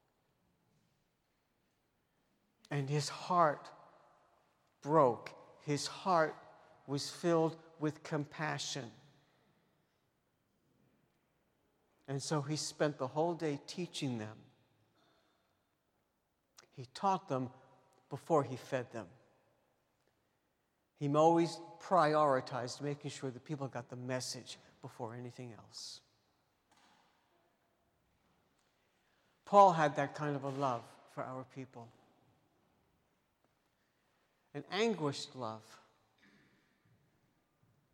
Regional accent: New York City, New York, United States; growing up in New York City

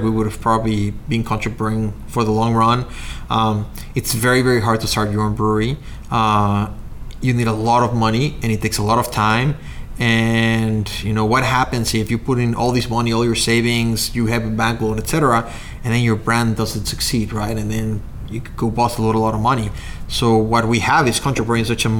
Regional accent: Mexico; moved away as an adult; also born or lived in Chicago, United States; now in Waunakee, United States; I'm originally from Mexico.

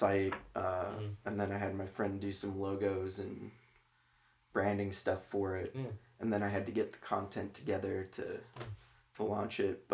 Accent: Crystal Lake, Illinois, United States; moved away as an adult; also born or lived in Columbia, Missouri / Manhattan, Kansas / North Carolina; now in St. Louis, United States; I grew up outside of Chicago.

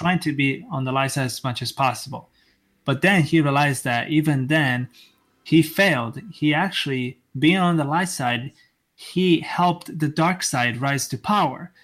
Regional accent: Italy; moved away; I'm actually originally from Italy

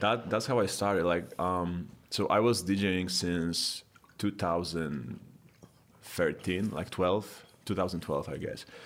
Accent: Poland; now in United States; I'm originally from Poland

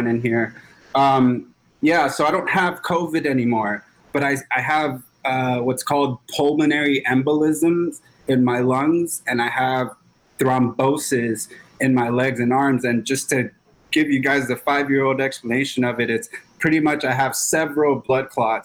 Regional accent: Los Angeles, California, United States; I grew up in South Central Los Angeles, really rough neighborhood

